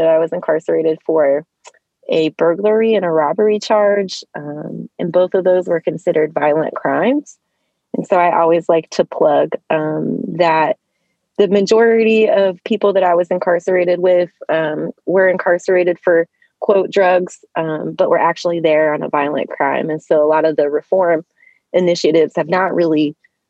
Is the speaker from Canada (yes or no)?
no; Cincinnati, Ohio, United States; also born or lived in Columbus, Ohio; Pretty much grew up in the Cincinnati area